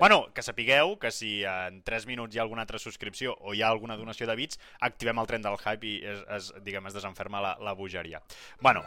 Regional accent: Manresa, Catalonia, Spain; nosaltres som de Manresa

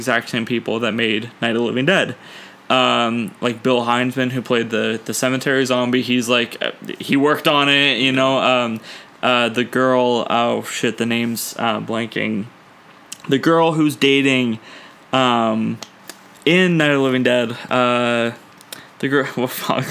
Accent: Ontario, Canada; I'm actually from Ontario

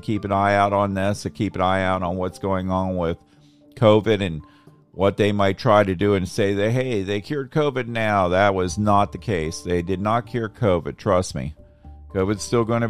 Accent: Tampa, Florida, United States; I come from Tampa Bay

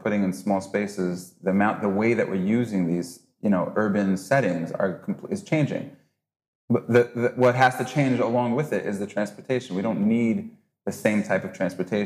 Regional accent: United States; now in Israel; as an American

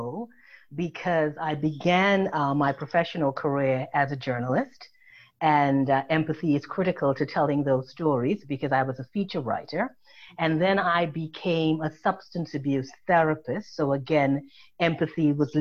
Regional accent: Trinidad & Tobago; now in New York, United States; I was born in Trinidad and Tobago

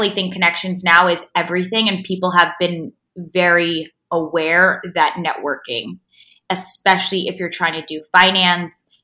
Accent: south of France, France; moved away as an adult; also born or lived in Long Island, New York, United States / Paris, France; now in New York, United States; So I was born in Long Island and moved mm-hmm. to France when I was ten years old. My mom is French and my dad's Russian, so I definitely have a, you know, an international background. Yeah. And grew up six years in the south of France and then two years in Paris came back to New York when I was 18

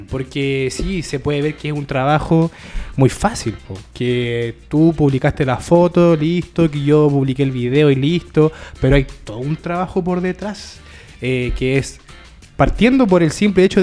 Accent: Chile; y como comunidad lectora la hemos sabido ocupar bien.

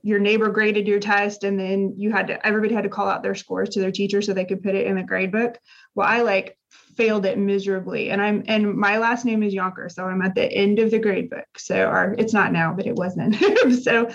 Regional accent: Indiana, United States; moved away as an adult; now in Texas, United States; I grew up in Indiana. So we've lived in Texas

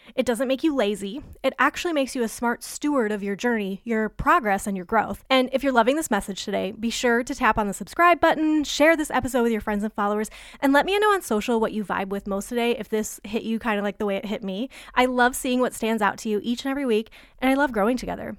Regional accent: Michigan, United States; moved away; I grew up in Michigan

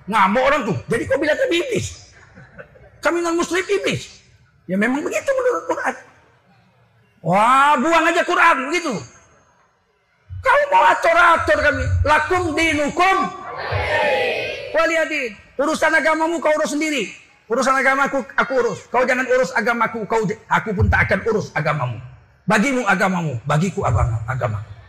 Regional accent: Medan, North Sumatra, Indonesia; Aku pulang ke, Medan. Ku cium kaki bapak ibuku. Yang tidak pernah kulakukan seumur hidup. Karena saya orang Melayu.

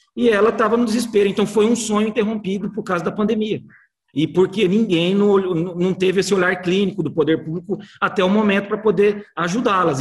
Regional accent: Campo Grande, Mato Grosso do Sul, Brazil; nós que somos aqui de, de Campo Grande, do Mato Grosso do Sul

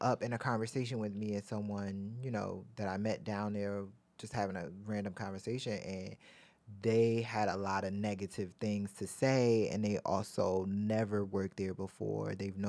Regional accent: Baltimore, Maryland, United States; If Baltimore. Baltimore. Yeah. I'm from Baltimore.

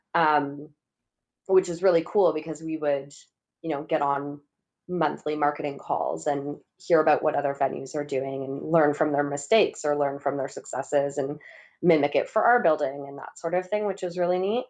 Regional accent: Windsor, Ontario, Canada; now in Toronto, Canada; I grew up in Windsor, Ontario

